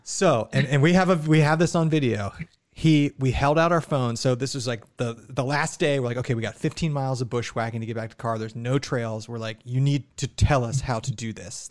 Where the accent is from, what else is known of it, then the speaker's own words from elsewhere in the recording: Ohio, United States; we're from Ohio